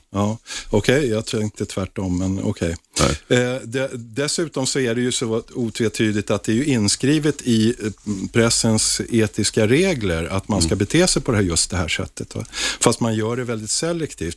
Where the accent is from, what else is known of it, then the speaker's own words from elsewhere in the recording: Stockholm, Stockholm County, Sweden; Jag är till exempel 54-årig stockholmare